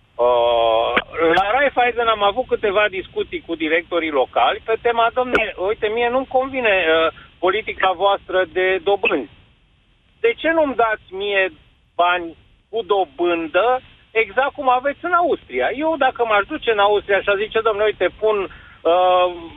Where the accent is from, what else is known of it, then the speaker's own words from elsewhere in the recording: Romania; ne privesc că suntem români și venim dintr-o economie care șchiopătă